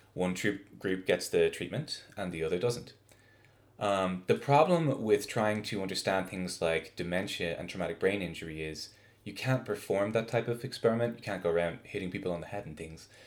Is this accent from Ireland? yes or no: yes; Ireland; moved away as an adult; also born or lived in Notre Dame, Indiana, United States / East Coast, United States; now in Salt Lake City, United States; I'm an Irish biophysicist